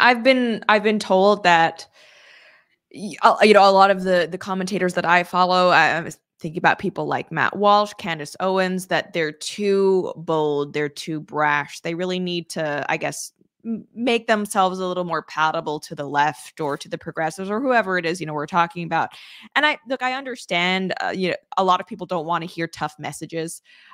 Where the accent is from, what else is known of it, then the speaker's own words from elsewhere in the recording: Canada; I'm an agreeable person. I'm an introvert. I'm Canadian.